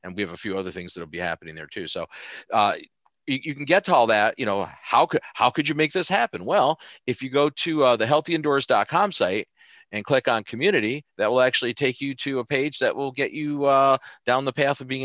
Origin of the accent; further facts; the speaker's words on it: New York, United States; I'm from New York